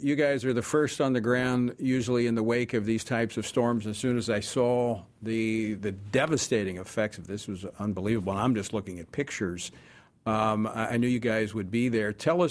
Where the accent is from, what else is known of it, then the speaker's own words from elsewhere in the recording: Baton Rouge, Louisiana, United States; my hometown of Baton Rouge.